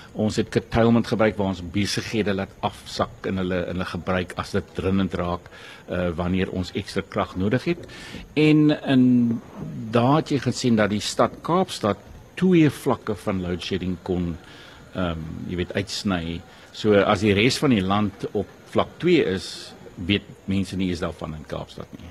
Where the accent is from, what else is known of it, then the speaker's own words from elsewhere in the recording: South Africa; Ons as Suid-Afrikaners